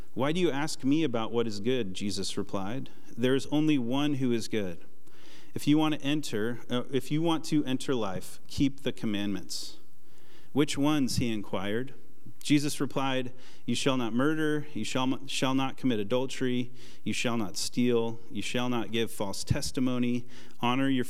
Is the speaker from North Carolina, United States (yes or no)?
no; Portland, Oregon, United States; moved away; I'm from Portland, and the plan in Portland was to retire at age 25, work at a coffee shop